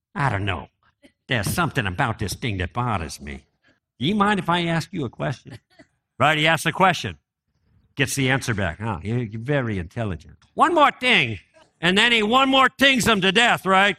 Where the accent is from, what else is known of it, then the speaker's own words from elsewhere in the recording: Chicago, Illinois, United States; I grew up in Chicago